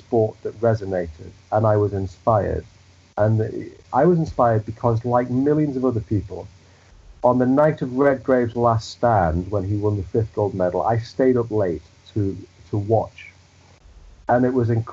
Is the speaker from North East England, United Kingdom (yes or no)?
yes; the Northeast, North East England, United Kingdom; moved away as an adult; now in Manchester, United Kingdom; Growing up in the Northeast, where football is king